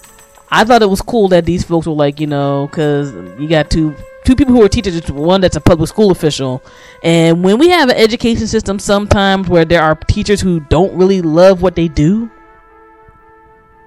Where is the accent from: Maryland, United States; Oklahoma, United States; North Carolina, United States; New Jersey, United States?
Maryland, United States; my home state of Maryland